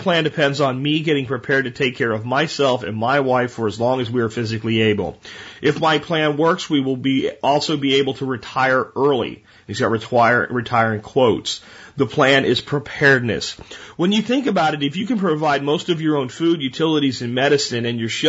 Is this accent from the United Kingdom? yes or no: no; Canada; Remember, I'm Canadian. Our dollar is only worth about 80% of the U.S. dollar.